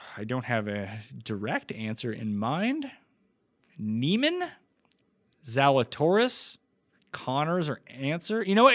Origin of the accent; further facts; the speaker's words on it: Nova Scotia, Canada; So I'm from New Scotland, Nova mm. Scotia.